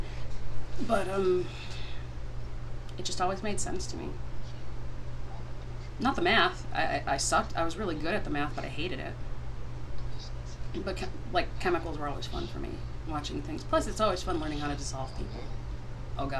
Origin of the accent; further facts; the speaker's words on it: Bridgeport, United States; We grew up in Bridgeport